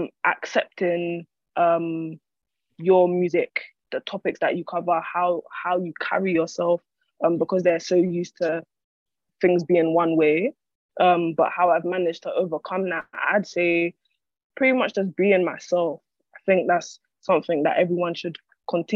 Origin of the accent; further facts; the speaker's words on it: London, United Kingdom; I'm an artist from Islington, North London.